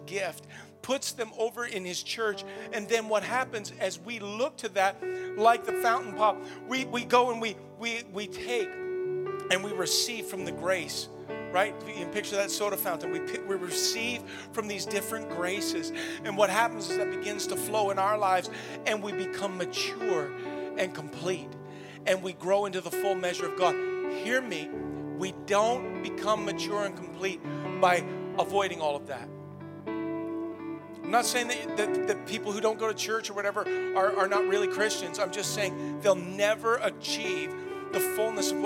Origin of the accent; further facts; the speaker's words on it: Canada; we're Canadian. Because we live in North America